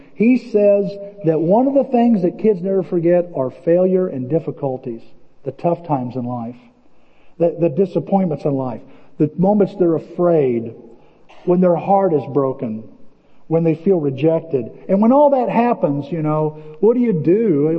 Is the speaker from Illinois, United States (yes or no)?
yes; Illinois, United States; I'm from Illinois.